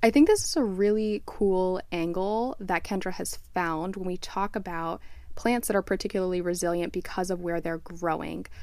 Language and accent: English; South Florida, United States; moved away; also born or lived in Flagstaff, Arizona; growing up in South Florida